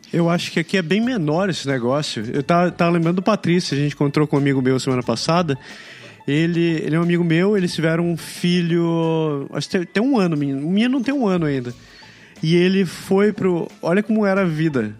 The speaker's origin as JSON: {"language": "Portuguese", "country": "Brazil", "tie": "born or raised there", "moved": "yes", "said": "meu pai é japonês e eu cresci no Brasil"}